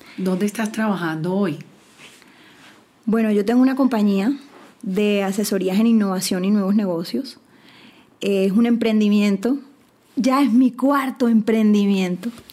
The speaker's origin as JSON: {"language": "Spanish", "country": "Colombia", "said": "yo soy colombiana"}